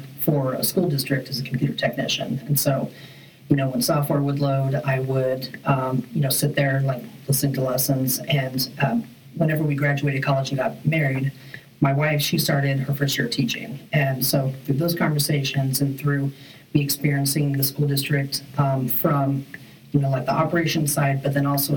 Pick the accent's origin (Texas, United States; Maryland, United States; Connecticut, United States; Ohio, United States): Texas, United States; also born or lived in Wyoming; I was born in Wyoming, moved to Texas in grade school.